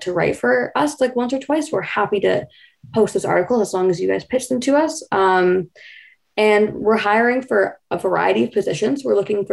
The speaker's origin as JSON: {"language": "English", "town": "Vancouver", "region": "British Columbia", "country": "Canada", "moved": "as an adult", "lives_now": "Kingston, Canada", "said": "I'm originally from Vancouver, BC"}